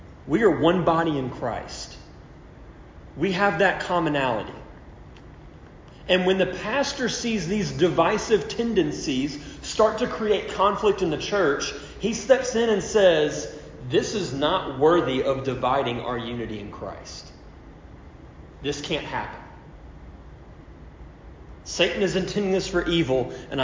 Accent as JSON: {"language": "English", "region": "Louisiana", "country": "United States", "tie": "born or raised there", "moved": "as an adult", "lives_now": "Cyprus", "said": "I'm from Louisiana, you know, so of course, me growing up, my experience is my dad every year rooting for the Saints"}